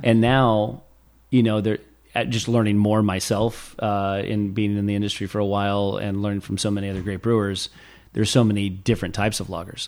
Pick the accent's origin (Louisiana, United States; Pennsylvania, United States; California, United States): California, United States; Los Olivos; where I went to elementary school